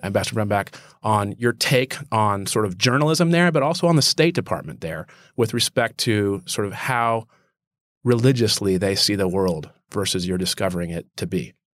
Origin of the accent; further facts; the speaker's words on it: New Orleans, Louisiana, United States; I was raised Catholic in New Orleans